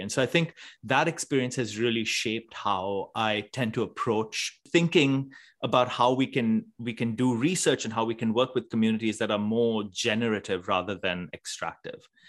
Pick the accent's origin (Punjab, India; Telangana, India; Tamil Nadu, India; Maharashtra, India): Maharashtra, India; Mumbai; moved away; I grew up in Bombay in India